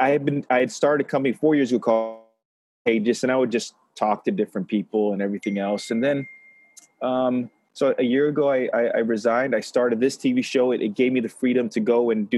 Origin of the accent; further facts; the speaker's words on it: Los Angeles, California, United States; I grew up in Los Angeles